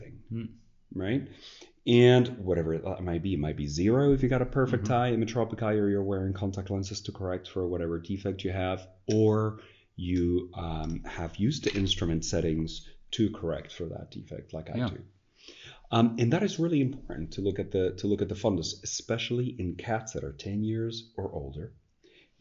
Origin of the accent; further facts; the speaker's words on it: Spain; also born or lived in United States; now in Netherlands; part of my family is American. I'm Spanish born